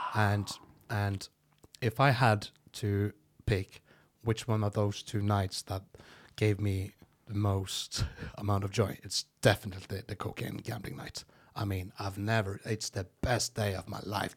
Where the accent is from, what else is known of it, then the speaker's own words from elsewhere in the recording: Norway; first language Norwegian; English is a second language; I would just talk normal Norwegian, and when whenever I was going to talk English